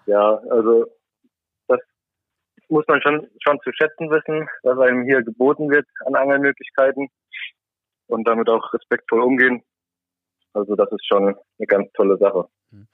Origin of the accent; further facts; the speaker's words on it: Saarland, Germany; moved away as an adult; also born or lived in Kiel; now in Norway; ursprünglich komme ich aus dem Saarland